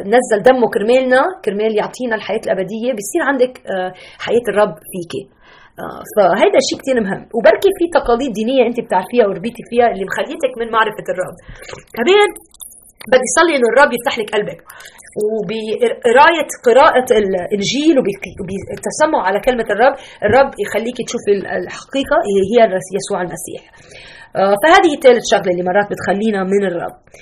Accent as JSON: {"language": "Arabic", "country": "Lebanon", "moved": "yes", "lives_now": "Chicago, United States", "said": "أنا لبنانية"}